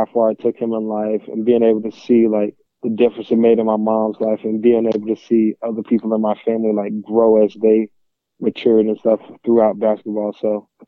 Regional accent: Orlando, Florida, United States; I'm from Orlando, Florida. I grew up a Gator fan

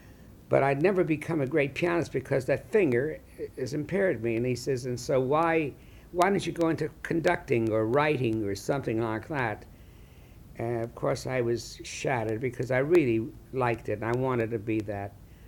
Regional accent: Chicago, Illinois, United States; And that was the era I grew up in Chicago.

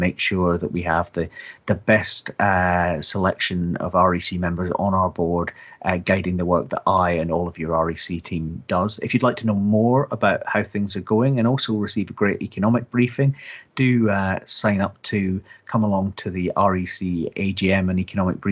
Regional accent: Scotland, United Kingdom; as a Scotsman

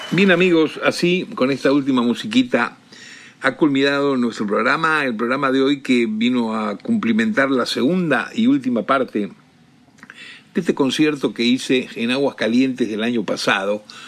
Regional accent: Argentina; en mi país, en mi tierra, en Argentina

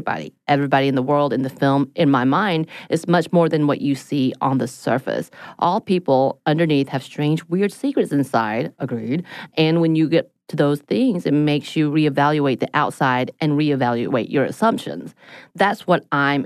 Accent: South Korea; the two musicians I knew about growing up in Korea

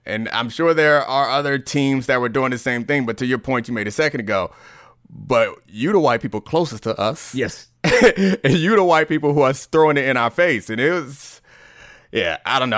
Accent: Baltimore, Maryland, United States; I grew up in Baltimore

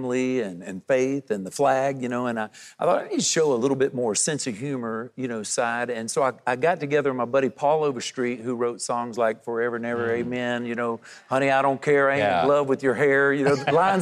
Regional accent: Florida, United States; moved away; I moved back to my home state of Florida

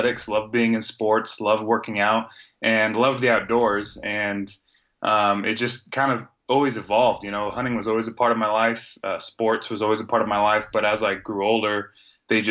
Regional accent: Northern California, United States; moved away as an adult; now in Arizona, United States; born and raised in Northern California

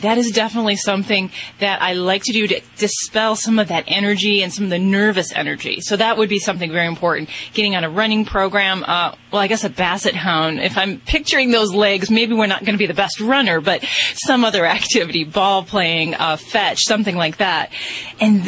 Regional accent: Las Vegas, Nevada, United States; I'm from Vegas

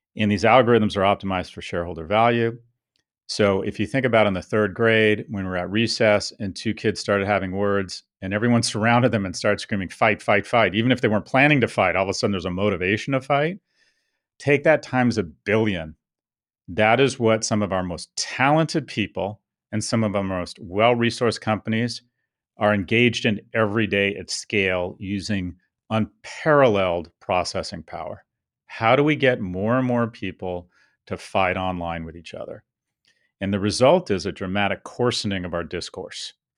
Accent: United States; moved away as an adult; also born or lived in Soho / Delray Beach; now in London, United Kingdom; I was blessed to be born and raised in America.

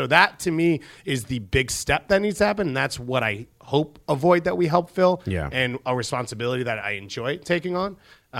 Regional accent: Long Island, New York, United States; I was from Long Island

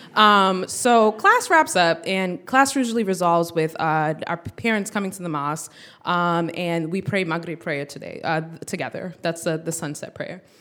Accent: United States; we're born in the U S, and both of our parents are from, uh, West Africa

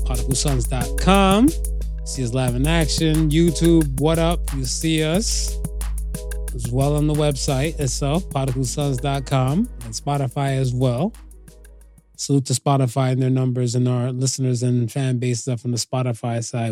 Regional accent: United States; also born or lived in Canada / Jamaica (ancestry); I grew up in America

